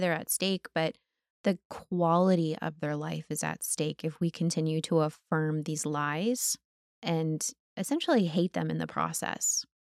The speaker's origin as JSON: {"language": "English", "country": "United States", "tie": "born or raised there", "said": "most of us who have been growing up in America"}